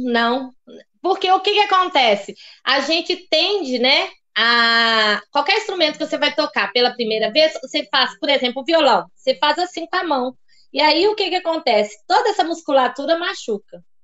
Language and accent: Portuguese; Diamantina, Minas Gerais, Brazil; accent: mineiro; also born or lived in Lugano, Switzerland; now in Rio Claro, Brazil; Foi lá que eu nasci, em Diamantina, Minas Gerais.